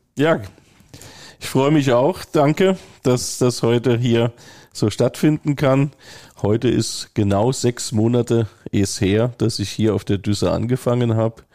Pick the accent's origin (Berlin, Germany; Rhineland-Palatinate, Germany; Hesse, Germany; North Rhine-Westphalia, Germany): Rhineland-Palatinate, Germany; moved away as an adult; also born or lived in Bavaria; now in Bad Sassendorf, Germany; Ich komme selber aus dem Land, äh, wo eine Kammerorganisation war, also Rheinland-Pfalz